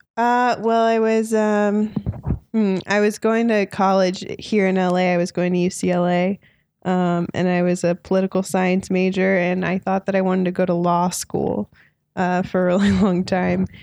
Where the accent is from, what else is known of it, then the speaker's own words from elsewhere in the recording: Orange County, California, United States; also born or lived in Los Angeles, United States; I'm from Orange County, so not too far from here